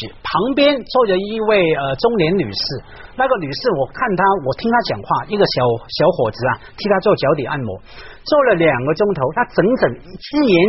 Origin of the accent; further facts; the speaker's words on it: Hong Kong; 我在香港一个区成长嘛，那个区叫湾仔，一个很草根